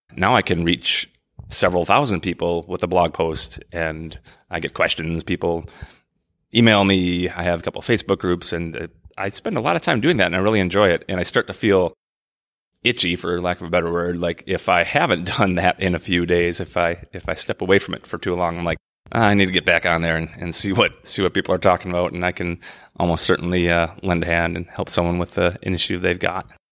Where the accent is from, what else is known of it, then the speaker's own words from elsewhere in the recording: Minnesota, United States; the Saint Croix River in lovely Minnesota, my home state.